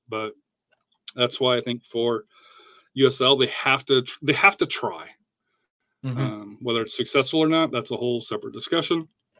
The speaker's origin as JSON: {"language": "English", "region": "Colorado", "country": "United States", "tie": "born or raised there", "moved": "yes", "said": "I grew up in Colorado."}